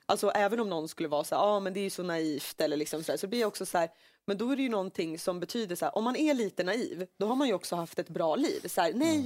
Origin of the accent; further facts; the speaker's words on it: Finland; now in Sweden; när jag säger Finland